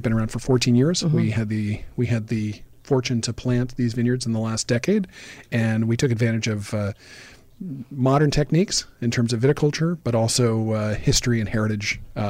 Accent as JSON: {"language": "English", "area": "Sonoma County", "region": "California", "country": "United States", "tie": "born or raised there", "said": "I grew up here in Sonoma County and have been in the industry for over 30 years."}